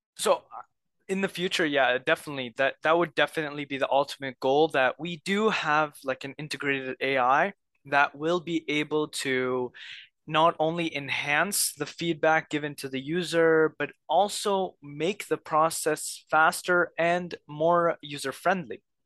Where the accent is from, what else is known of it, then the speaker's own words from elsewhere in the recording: Egypt; moved away; I'm from Egypt